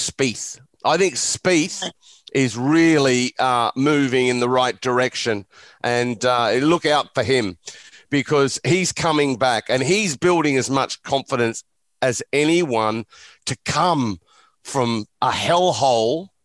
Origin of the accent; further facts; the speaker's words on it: Australia; Growing up in Australia